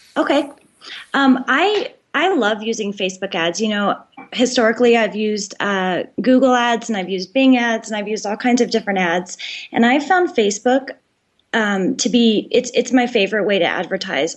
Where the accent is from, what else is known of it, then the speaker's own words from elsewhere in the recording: Colorado, United States; I grew up in Colorado